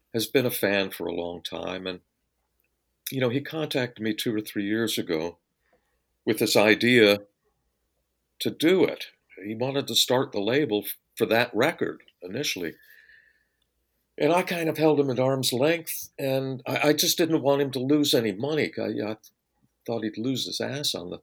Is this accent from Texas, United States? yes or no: no; Phoenix, Arizona, United States; moved away; also born or lived in Hollywood; I was raised in Phoenix